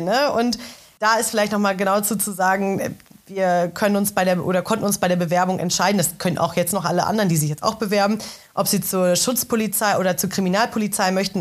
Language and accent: German; Ruhr area, North Rhine-Westphalia, Germany; moved away as an adult; now in Berlin, Germany; Ich komme ursprünglich aus dem Ruhrgebiet. Äh, habe mit zarten 18 Jahren meine Heimat verlassen